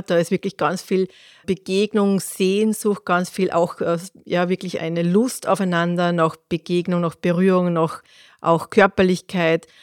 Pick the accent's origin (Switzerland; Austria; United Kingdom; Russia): Austria; bei uns in Österreich